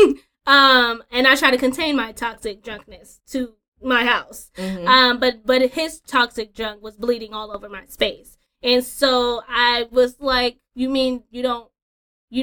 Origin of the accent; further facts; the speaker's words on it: California, United States; moved away as an adult; now in Georgia, United States; moving out here to Georgia, I'm originally from California